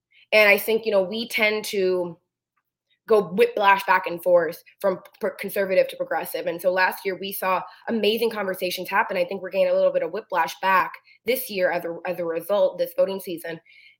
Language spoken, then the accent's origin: English; Renton, Washington, United States; I was born and raised in Renton, and I've been around Renton politics my entire life.